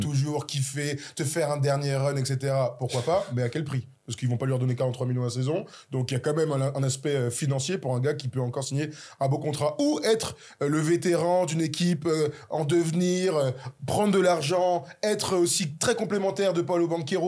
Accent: France; nous sommes français

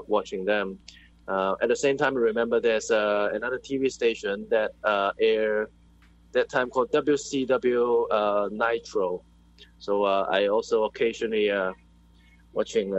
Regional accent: Hong Kong; moved away as an adult; now in Macau; I'm from Hong Kong, but I'm based in Macau.

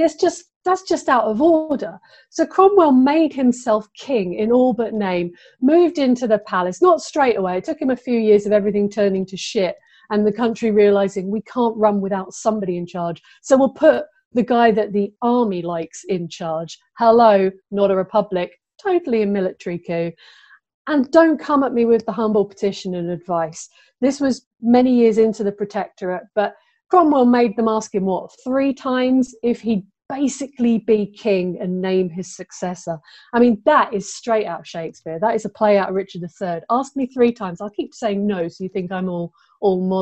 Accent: England, United Kingdom; as an English person

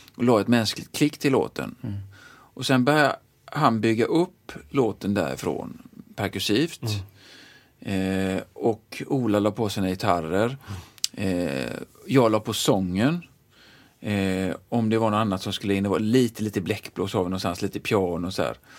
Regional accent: Gothenburg, Västra Götaland, Sweden; kommer jag in där från Frölunda

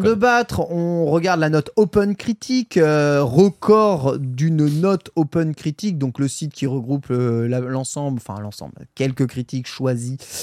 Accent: France; chez nous en France

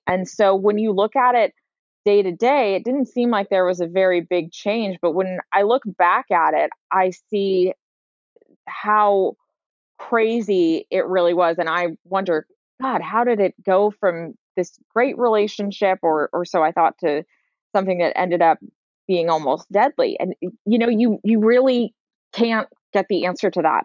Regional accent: San Francisco, California, United States; I grew up in San Francisco proper.

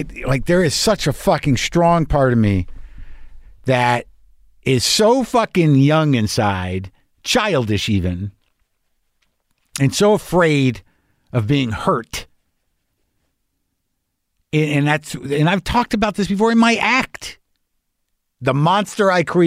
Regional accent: New Mexico, United States; also born or lived in New York; now in Southern California, United States; I'm from New Mexico

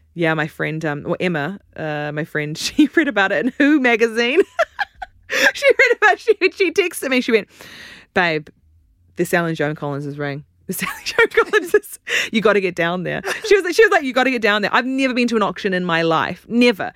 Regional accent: New Zealand; accent: New Zealand; now in United Kingdom; You can tell I'm from New Zealand from my accent

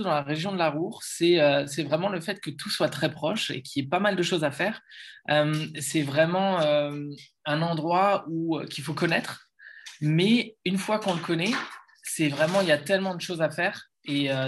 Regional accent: Lille, Hauts-de-France, France; now in Germany; je suis Lillois et event manager.

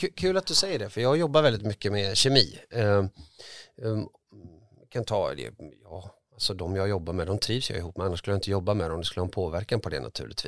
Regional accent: Gothenburg, Västra Götaland, Sweden; born or raised there

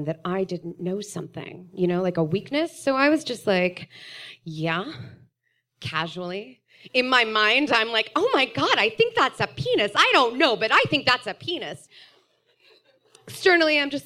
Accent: Austin, Texas, United States; I grew up here in Austin, which these days makes me a unicorn

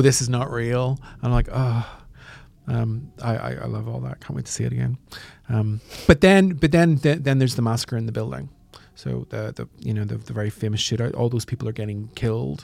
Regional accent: Northern Ireland, United Kingdom; I grew up in Northern Ireland

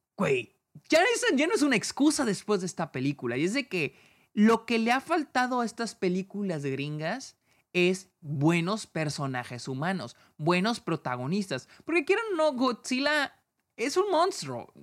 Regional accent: Mexico; yo como mexicano

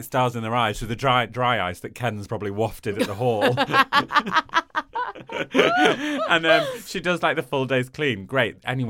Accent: East of England, United Kingdom; I'm from Norfolk, so feel free to read it in an accent, although I don't think I have one.

